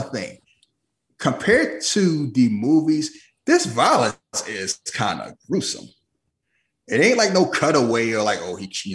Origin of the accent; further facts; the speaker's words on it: United States; we American, we were born here and raised here